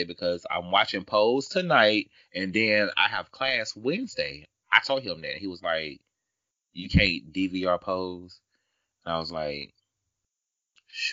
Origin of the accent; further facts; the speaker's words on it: the South, United States; I know I'm from the South